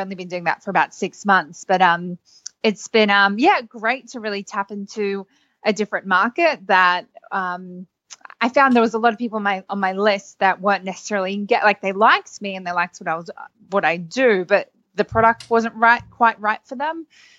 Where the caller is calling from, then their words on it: Sydney, New South Wales, Australia; I'm calling in from Sydney, Australia.